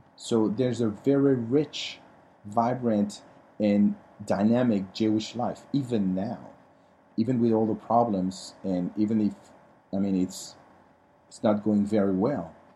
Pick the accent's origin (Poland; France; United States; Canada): France; moved away; the way we were raised in France